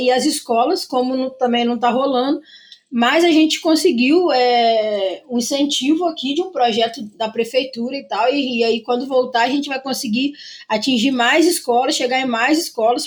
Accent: Juiz de Fora, Minas Gerais, Brazil; Sou de Juiz de Fora

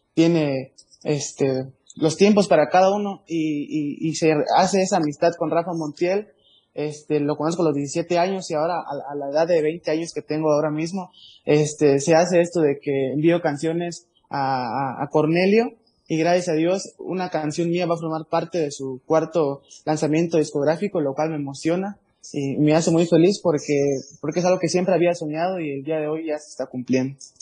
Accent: Paso Hondo, Chiapas, Mexico; soy de Paso Hondo, la tierra del chicharrón.

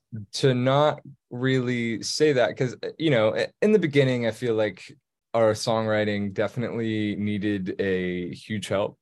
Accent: Texas, United States; moved away as an adult; being from Texas, growing up in Texas.

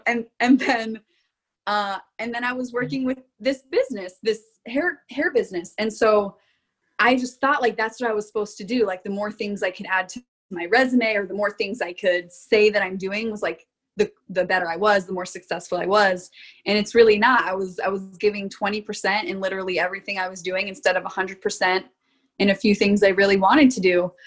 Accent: Florida, United States; moved away as an adult; now in Rock Island, Illinois, United States; I came from Florida

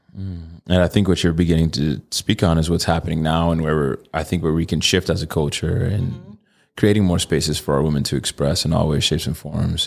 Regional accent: Connecticut, United States; now in Arizona, United States; I'm from Connecticut

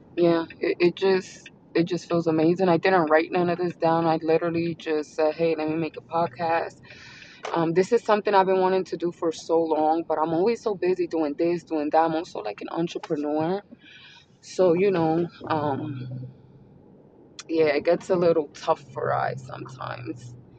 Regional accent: Pennsylvania, United States; my sister, older sister that came from New York City, we are from Pennsylvania.

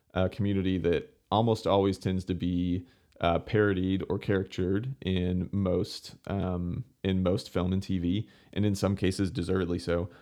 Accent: Houston, Texas, United States; growing up in the Houston area

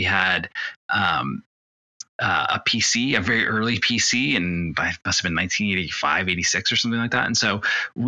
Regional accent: California, United States; also born or lived in Detroit, Michigan; I grew up in California, but my family's from South America originally

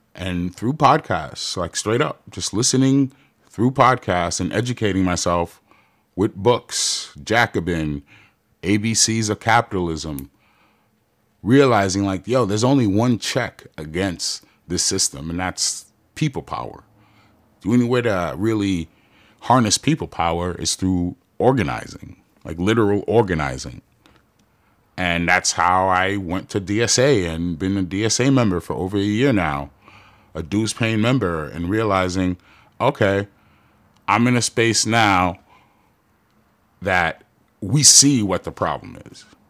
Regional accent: New York City, New York, United States; moved away as an adult; now in Long Beach, United States; I'm from Jamaica, Queens, New York. Came out here like nineteen years ago

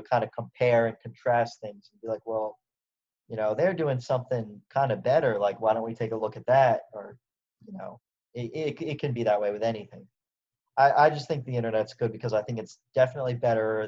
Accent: United States; as an American

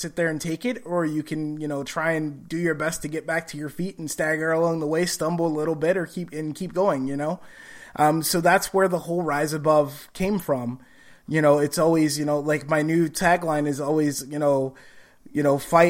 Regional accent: Gary, Indiana, United States; because I grew up in Gary, Indiana, so it was like roughly an hour and a half to hour, 45-minute trip to the hospital and back by car.

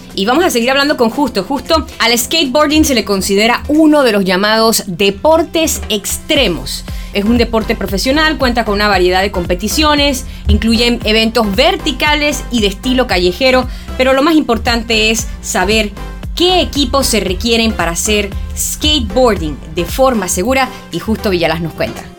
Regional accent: Panama; soy periodista panameña

